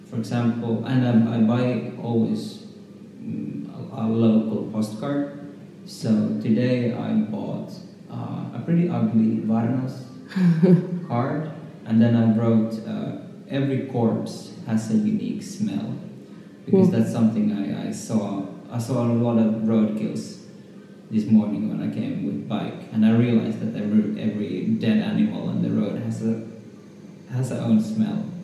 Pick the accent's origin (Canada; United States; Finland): Finland; Helsinki, Uusimaa; now in Berlin, Germany; I come from Helsinki. I live in Berlin since a few years.